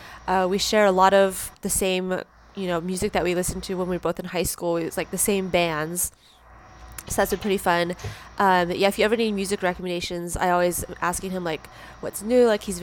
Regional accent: San Diego, California, United States; I grew up in San Diego.

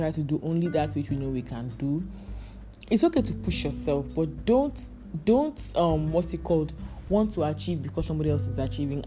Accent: Calabar, Cross River, Nigeria; accent: Calabar; my Calabar accent

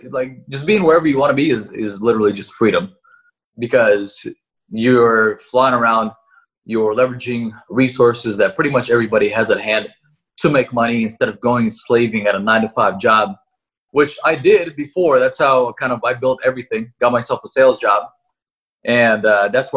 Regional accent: Russia; now in United States; I was born in Russia, but I am living in the U.S.

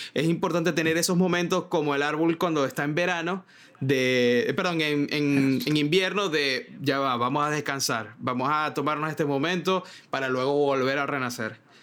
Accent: Maracaibo, Zulia, Venezuela; moved away as an adult; also born or lived in Caracas, Venezuela / Miami, United States; now in New York, United States; yo vengo de Maracaibo

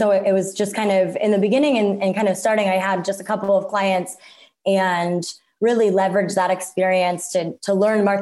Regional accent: Cincinnati, Ohio, United States; now in Phoenix, United States; I grew up in the Midwest in Cincinnati, Ohio.

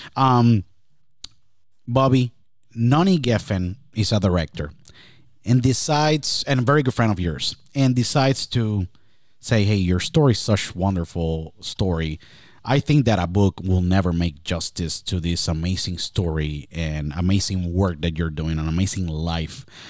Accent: Puerto Rico; I was born and raised in Puerto Rico

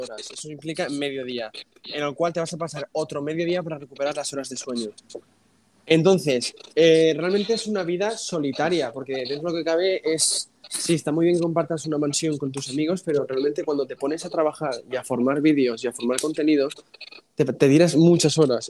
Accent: Spain; yo nací aquí en España

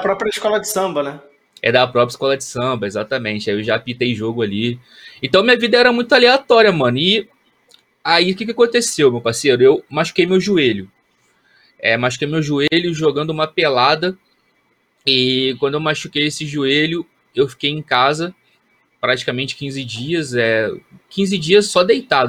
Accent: Volta Redonda, Rio de Janeiro, Brazil; nas divisões de base do time do Volta Redonda, lá na minha cidade, no Voltaço

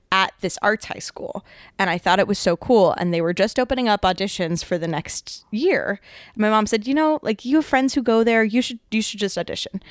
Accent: New Orleans, Louisiana, United States; moved away; I grew up in New Orleans.

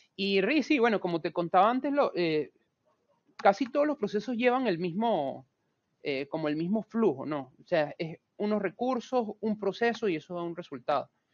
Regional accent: Venezuela; moved away as an adult; now in Buenos Aires, Argentina; yo soy venezolano, sin embargo tengo cinco años viviendo acá en Argentina, en Buenos Aires vivo

